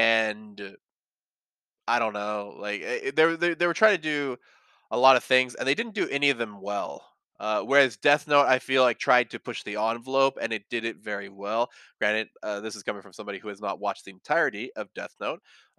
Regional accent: India; English is a second language; I'm from India, and here the anime was dubbed by the channel, and since I was young, I don't remember much.

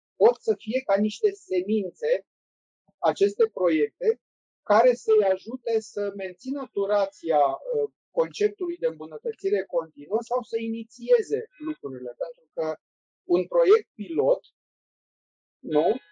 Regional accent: Romania; suntem români și cam știm cum funcționăm

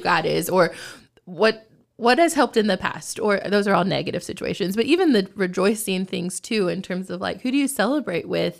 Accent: Texas, United States; moved away as an adult; also born or lived in Oklahoma; now in Lancaster, United States; I'm born and raised in Texas, so I still call it home

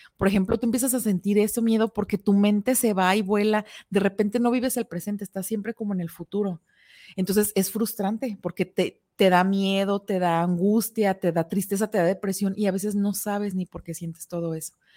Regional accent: Guadalajara, Jalisco, Mexico; somos tapatías

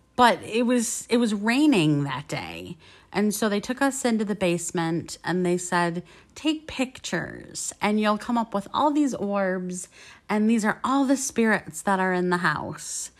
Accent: Michigan, United States; we were from, and we said Michigan.

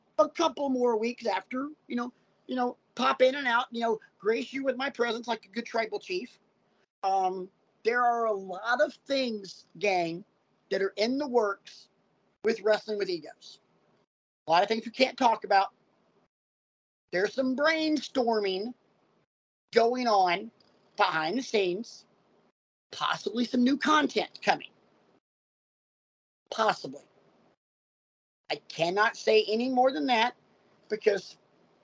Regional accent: Oxford, Alabama, United States; Me growing up in Oxford, Alabama

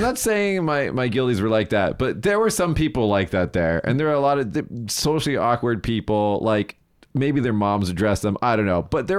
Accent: Las Vegas, Nevada, United States; because they all knew I'm from Vegas.

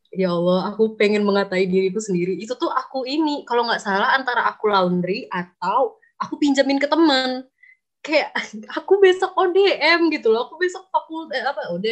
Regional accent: Sumatra, Indonesia; karena aku dari Sumatera ya mungkin orang teman-teman teman-teman aku yang Sumatera mungkin

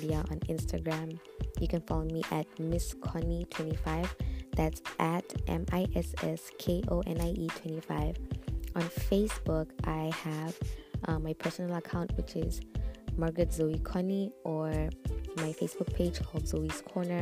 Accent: Botswana; now in Zambia; I am a Zambian. I was born and raised in Botswana

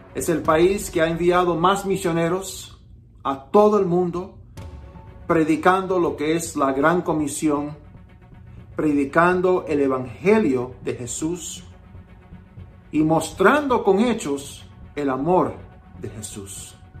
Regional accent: Miami, Florida, United States; also born or lived in Hialeah; mis padres son cubanos, aunque yo nací en Estados Unidos

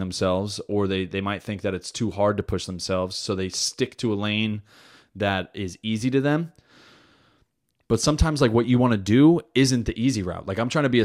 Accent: New Jersey, United States; moved away; I'm from Jersey

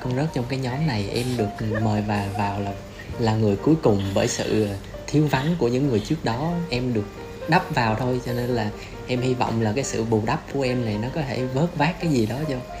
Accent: Southern Vietnam, Vietnam; em miền nam gia đình em miền trung

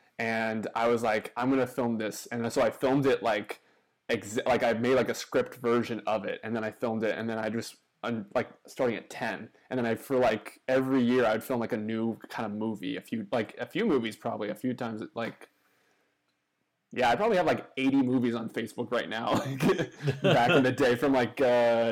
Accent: Nashville, Tennessee, United States; I'm from Nashville

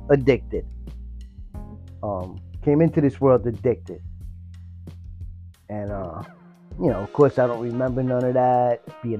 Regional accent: New Jersey, United States; also born or lived in Hoboken, New Jersey / Bergen County, New Jersey / Hudson County, New Jersey; I lived in Jersey, all over Jersey. I was born in Hoboken, then I lived with my grandmother. We lived all over Bergen County, I think Hudson County.

